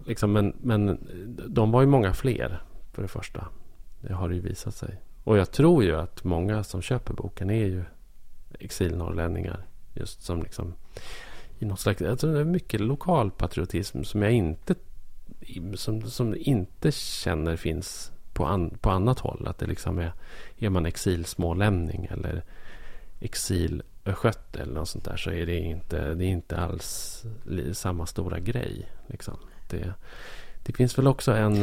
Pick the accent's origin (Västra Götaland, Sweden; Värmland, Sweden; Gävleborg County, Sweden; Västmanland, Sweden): Gävleborg County, Sweden; Bollnäs; moved away as an adult; i lilla Bollnäs där jag växte upp